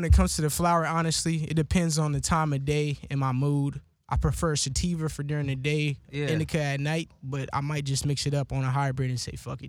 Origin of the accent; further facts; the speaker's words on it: United States; as a black man growing up in America